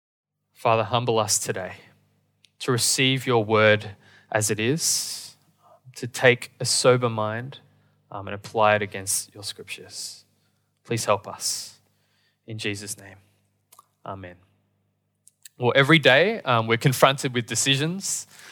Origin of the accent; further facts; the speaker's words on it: Australia; born there; I was born in Australia, and sadly, I can only speak English.